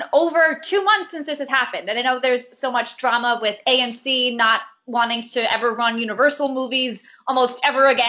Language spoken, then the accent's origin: English; Boca Raton, Florida, United States; also born or lived in Manhattan, New York; now in New York, United States; My hometown movie theater, it's called Cinemark Palace 20 in Boca Raton.